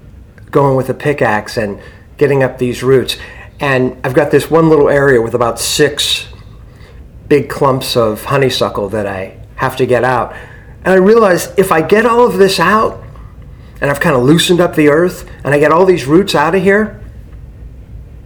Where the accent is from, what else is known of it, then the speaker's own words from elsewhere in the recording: Struthers, Ohio, United States; also born or lived in Youngstown, Ohio; I was born in Youngstown, Ohio. I grew up in a suburb of Youngstown, Struthers, Ohio